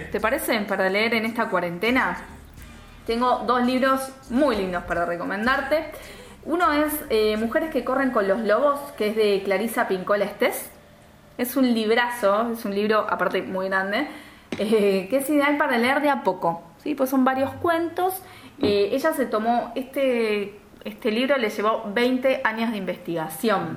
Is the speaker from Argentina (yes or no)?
yes; Argentina